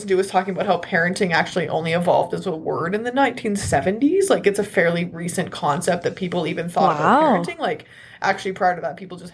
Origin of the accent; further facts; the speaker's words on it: Southern Alberta, Canada; I was raised in Southern Alberta, and now I live here again